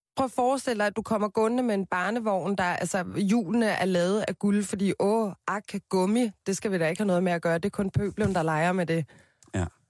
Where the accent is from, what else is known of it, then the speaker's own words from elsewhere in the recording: Copenhagen, Capital Region of Denmark, Denmark; Jeg voksede op på Christianshavn med min mor og min far